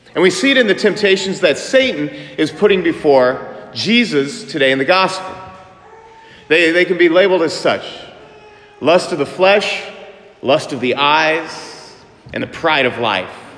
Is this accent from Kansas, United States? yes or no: yes; Manhattan, Kansas, United States; I'm from Manhattan, Kansas